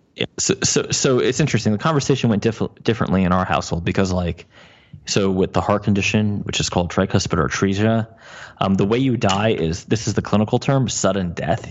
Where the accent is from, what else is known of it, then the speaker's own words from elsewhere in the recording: New Jersey, United States; I'm from New Jersey